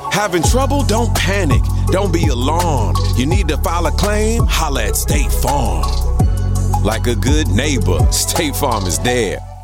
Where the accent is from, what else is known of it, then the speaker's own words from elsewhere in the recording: South Carolina, United States; growing up in my hometown